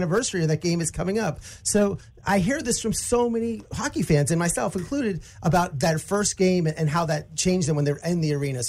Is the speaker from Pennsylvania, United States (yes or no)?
yes; outside Pittsburgh, Pennsylvania, United States; I grew up in outside Pittsburgh